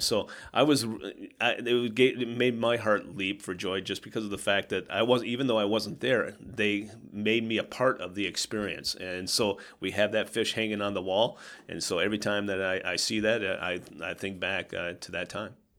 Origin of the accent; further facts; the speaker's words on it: Southwest Minnesota, United States; now in Sioux Falls, United States; growing up in Southwest Minnesota